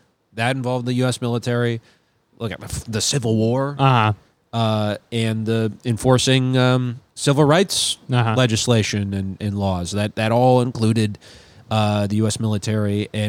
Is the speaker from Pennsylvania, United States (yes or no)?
no; St. Paul, Minnesota, United States; I grew up with in St. Paul